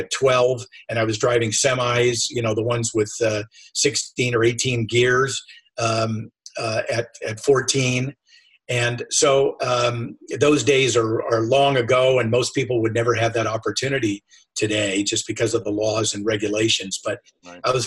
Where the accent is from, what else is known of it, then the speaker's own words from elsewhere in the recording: Sacramento, California, United States; also born or lived in San Francisco / Carmel / San Diego / Eugene, Oregon; I was born in San Francisco, moved to Sacramento, which was like a bedroom community, the state of California's capital. And I was there for a while